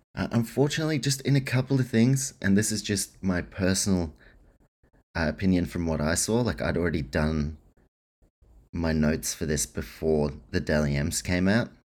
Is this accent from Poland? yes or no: no; New Zealand; I'm a Kiwi too